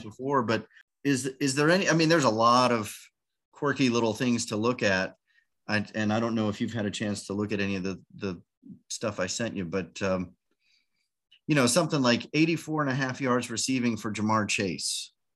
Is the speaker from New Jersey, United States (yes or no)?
no; New Orleans, Louisiana, United States; my team, that's that's my hometown.